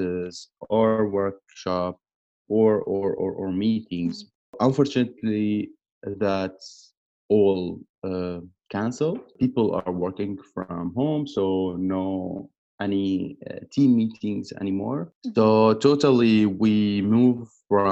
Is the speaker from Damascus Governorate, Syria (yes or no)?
no; Aleppo, Aleppo Governorate, Syria; English is a second language; moved away as an adult; also born or lived in Turkey / Saudi Arabia; now in Berlin, Germany; I grew up in Aleppo